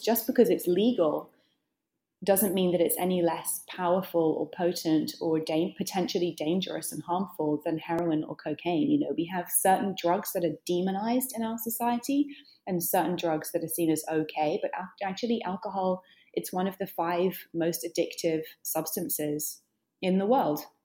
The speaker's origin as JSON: {"language": "English", "country": "United Kingdom", "moved": "yes", "lives_now": "New York, United States", "said": "I'm British. I live in New York."}